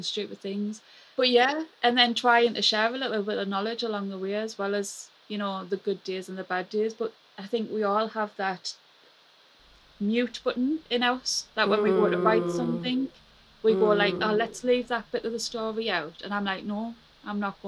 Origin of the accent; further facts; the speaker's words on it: Sunderland, North East England, United Kingdom; accent: Mackem; my Magham accent